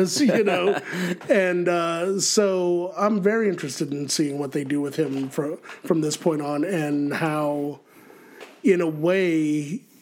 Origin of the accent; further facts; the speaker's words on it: Colorado, United States; I'm from Colorado